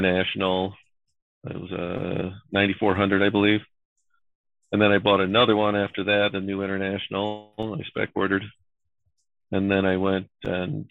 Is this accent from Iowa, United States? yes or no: yes; Iowa, United States; I'm from Iowa